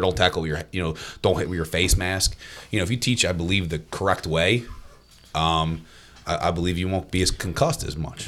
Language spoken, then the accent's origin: English; Cedarbrook, New Jersey, United States; now in Hamilton, United States; I'm not from Hamilton. Um, I'm actually from, um, a little town in Winslow called Cedarbrook.